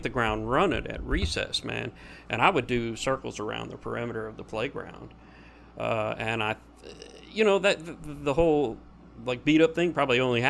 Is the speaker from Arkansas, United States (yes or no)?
yes; Little Rock, Arkansas, United States; I was born in Little Rock, Arkansas